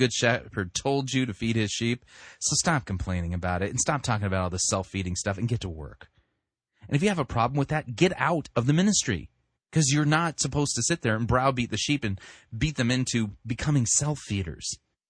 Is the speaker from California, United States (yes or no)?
yes; California, United States; I mean, when I grew up in Southern California, so we had, like, channel 2, channel 4, channel 5, channel 6